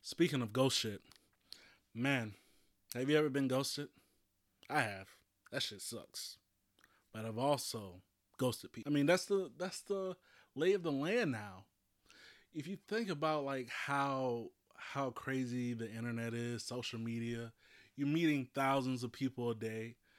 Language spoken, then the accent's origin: English; Louisiana, United States; I'm from Louisiana